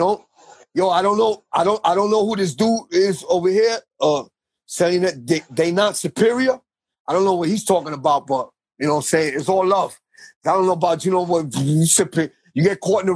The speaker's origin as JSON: {"language": "English", "town": "New York City", "region": "New York", "country": "United States", "said": "I'm from Baruch Houses in on the Lower East Side"}